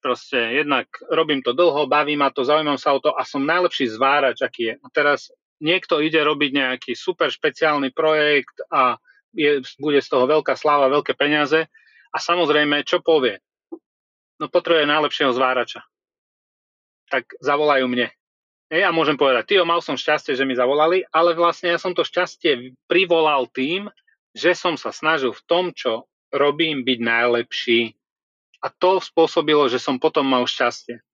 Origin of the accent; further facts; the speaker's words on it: Trebišov, Košice Region, Slovakia; also born or lived in Budapest, Hungary; now in Prague, Czech Republic; Ja som sa narodil v Trebišove